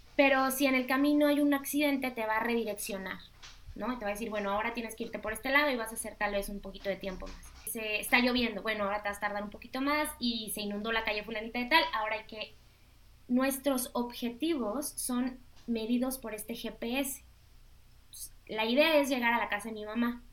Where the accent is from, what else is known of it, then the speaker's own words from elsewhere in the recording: Mexico; tú y yo somos mexicanas